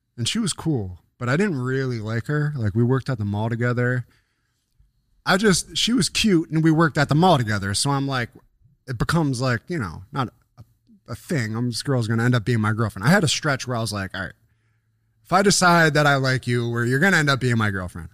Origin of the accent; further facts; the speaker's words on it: Buffalo, New York, United States; But it was my hometown. I was still, I was in fucking, uh, next to Delaware Park where me and Jamal lived.